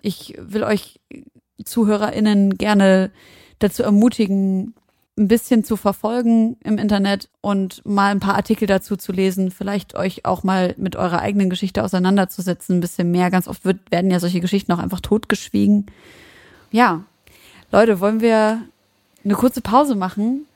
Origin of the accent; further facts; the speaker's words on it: Germany; als Deutsche mit Nazi-Hintergrund